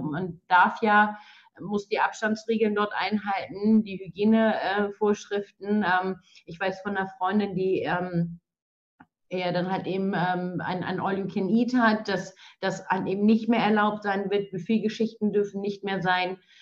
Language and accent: German; Schleswig-Holstein, Germany; wir in Schleswig-Holstein